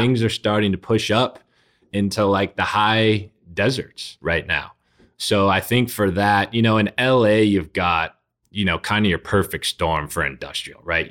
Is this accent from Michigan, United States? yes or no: no; South Bay, California, United States; also born or lived in Oakland; I'm from the South Bay.